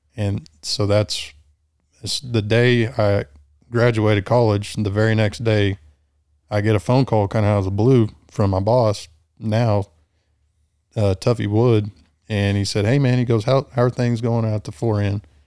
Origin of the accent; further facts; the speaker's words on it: Bronte, near San Angelo, Texas, United States; I grew up in between Bryant and Blackwell, Bryant, about thirty miles north of San Angelo